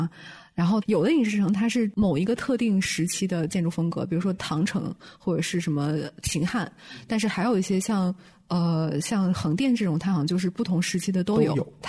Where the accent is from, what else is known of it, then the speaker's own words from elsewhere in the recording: Beijing, China; 我作为一个北京人，从来没有去过。